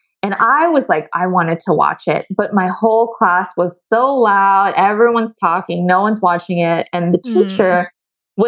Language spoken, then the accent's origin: English; Ohio, United States; moved away; also born or lived in Seattle; I grew up in the Midwest in Ohio